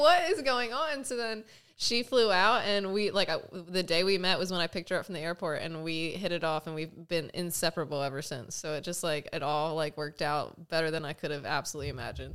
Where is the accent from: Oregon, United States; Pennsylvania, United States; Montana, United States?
Pennsylvania, United States; moved away as an adult; also born or lived in Austin, Texas; now in California, United States; I'm born and raised in Pennsylvania. Um, I was there for the first twenty-three years of my life